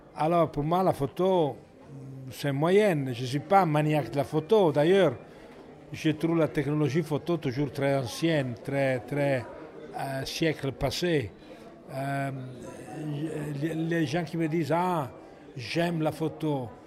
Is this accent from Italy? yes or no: yes; Italy; French is a second language; also born or lived in Paris, France; now in France; j'ai pas choisi d'être italien. Euh, c'est le destin. Mais, euh, j'aime bien mon pays